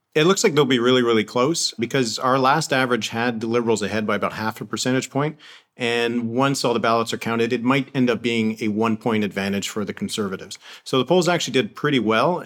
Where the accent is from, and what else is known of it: Canada